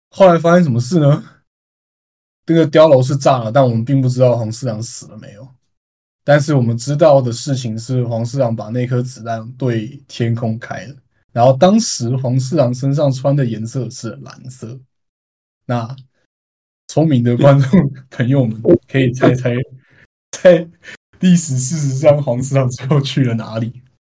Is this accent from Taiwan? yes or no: yes; Taiwan; 作为台湾人